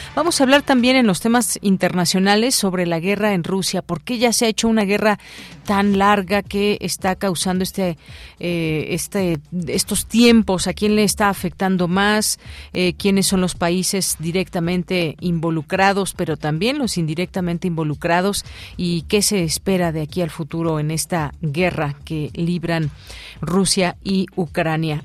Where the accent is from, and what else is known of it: Mexico